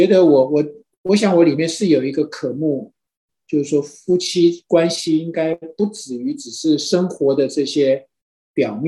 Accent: China; 其实很多时候我们中国人也都是说，就家丑不可外扬嘛

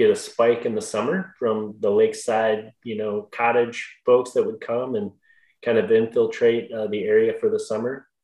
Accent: Rapid City, Michigan, United States; also born or lived in Bellaire, Michigan; I'm actually from Rapid City

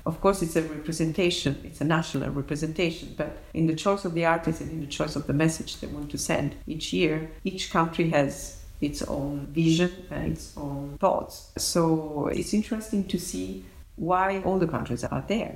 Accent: Naples, Campania, Italy; born or raised there; moved away

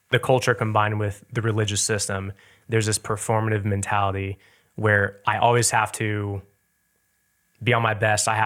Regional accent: Lee's Summit, Missouri, United States; At the time, I definitely didn't realize how much we had, to mm-hmm. say the least.

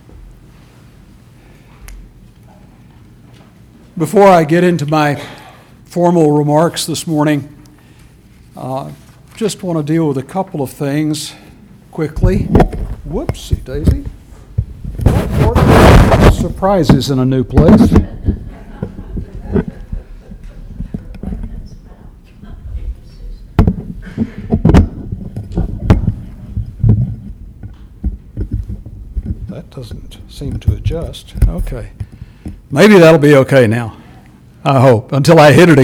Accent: Texas, United States; moved away; El Paso, Texas? As my home state, not my home city, but my home state

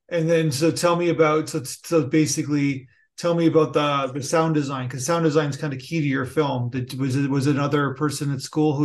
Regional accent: Niagara Falls, Ontario, Canada; now in Toronto, Canada; I'm from Niagara Falls originally.

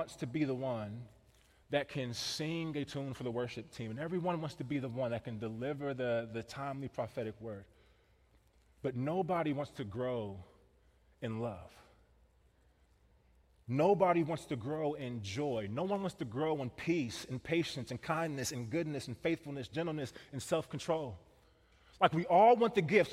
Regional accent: Kansas City, Missouri, United States; now in Wisconsin, United States; I grew up in Kansas City

